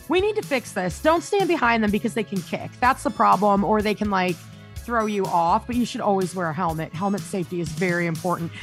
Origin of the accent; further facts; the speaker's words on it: the South, United States; now in Vancouver, United States; I grew up in the South where there are ginormous bugs